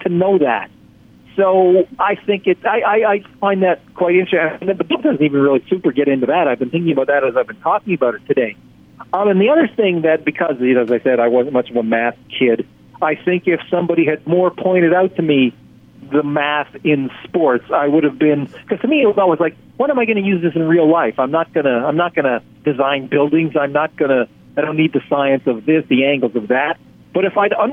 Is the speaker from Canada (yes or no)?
yes; Canada; I'm from Canada